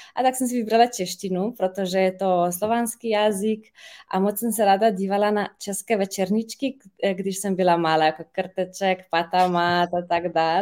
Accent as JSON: {"language": "Czech", "region": "Ljubljana", "country": "Slovenia", "first_language": "Slovenian", "second_language": "Czech", "said": "já jsem ze Slovinska, eh, z Lublany."}